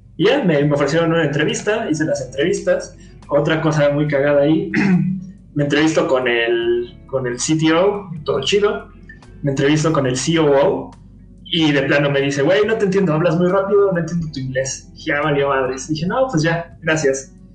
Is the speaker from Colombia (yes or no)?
no; Mexico; soy mexicano